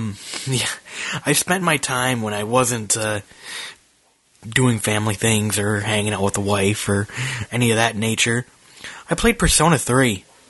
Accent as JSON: {"language": "English", "region": "Minnesota", "country": "United States", "lives_now": "Charlotte, United States", "said": "And it's so funny. I'm from Minnesota. So I'm used to this."}